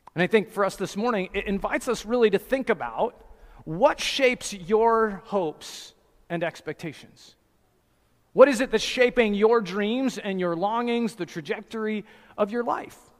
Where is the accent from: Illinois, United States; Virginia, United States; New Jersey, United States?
New Jersey, United States; I'm from New Jersey in America